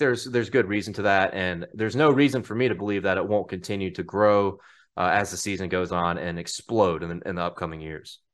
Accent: Mississippi, United States; I'm from Mississippi

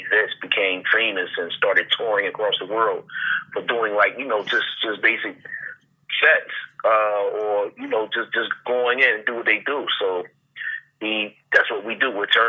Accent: Philadelphia, Pennsylvania, United States; Yep, that's my hometown. It's the city of brotherly love and other things.

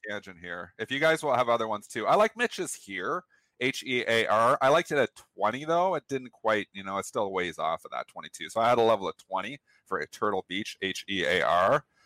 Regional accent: Canada; I'm Canadian

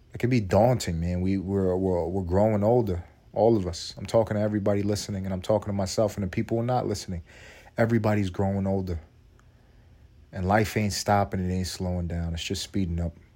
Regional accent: United States; I'm an American

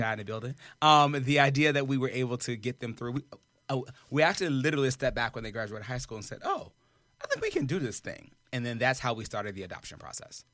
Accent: the South, United States; I'm from the South

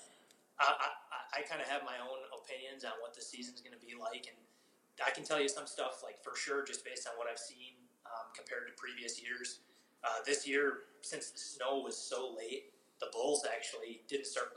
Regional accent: Wisconsin, United States; now in Colorado, United States; I come from Wisconsin

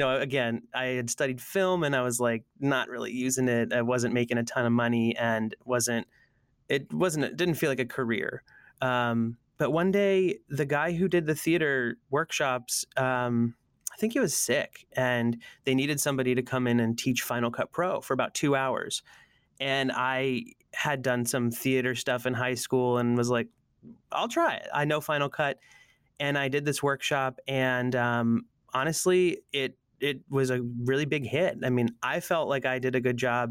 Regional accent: Allentown, Pennsylvania, United States; moved away as an adult; also born or lived in San Francisco; now in Oakland, United States; I grew up in the East Coast of the States in a little town called Allentown, Pennsylvania

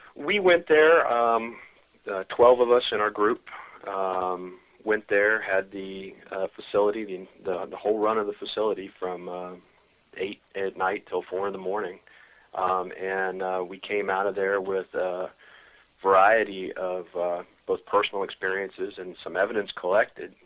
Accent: Richmond, Virginia, United States; I, um, was born and raised in Richmond

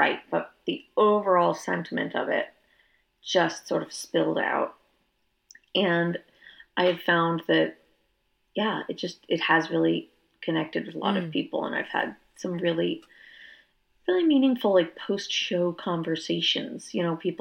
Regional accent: Northern Virginia, United States; also born or lived in Georgia; now in Austin, United States; I grew up in Northern Virginia, which as a kid I thought was the North

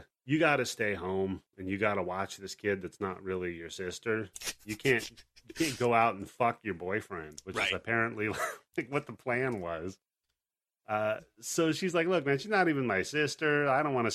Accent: West Coast, United States; us West Coast folk

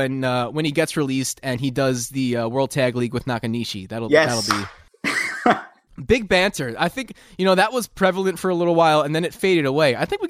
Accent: Long Island, New York, United States; I'm an Italian from Long Island

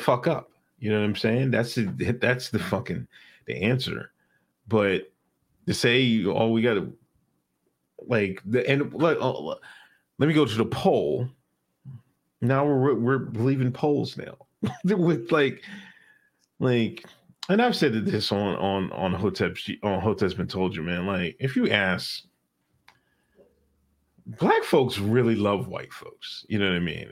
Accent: Exton, Pennsylvania, United States; I grew up in Exton, Pennsylvania.

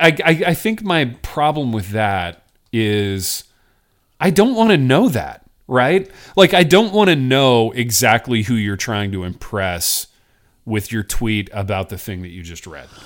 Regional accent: Indiana, United States; growing up in Indiana

